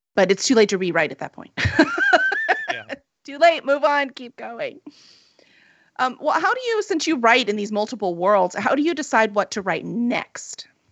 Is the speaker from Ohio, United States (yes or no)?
no; Chicago, Illinois, United States; we're from Chicago